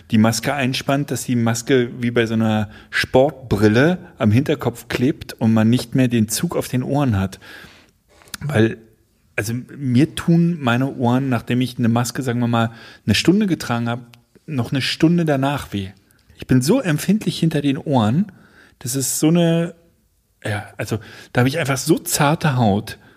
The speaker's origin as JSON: {"language": "German", "region": "North Rhine-Westphalia", "country": "Germany", "tie": "born or raised there", "said": "Im da wo ich groß geworden bin, im, im Westfalen. Ostwestfälischen."}